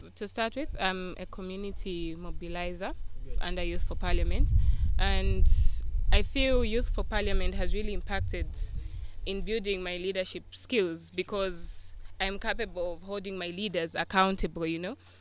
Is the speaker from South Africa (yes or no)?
no; Lusaka, Lusaka Province, Zambia; I'm from Lusaka.